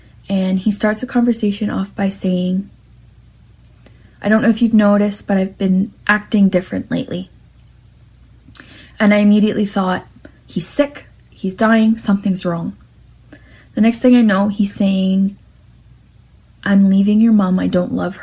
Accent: St. Catharines, Ontario, Canada; I was born and raised in St. Catharines, with my mom, my dad, and my sister

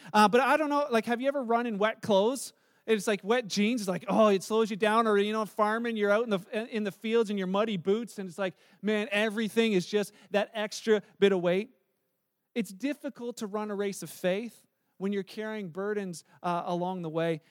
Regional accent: Canada; we're Canadian

